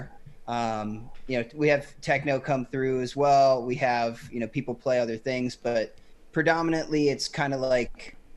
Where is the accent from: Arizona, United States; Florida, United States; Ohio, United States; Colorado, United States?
Ohio, United States; Cincinnati; I'm from Cincinnati, Ohio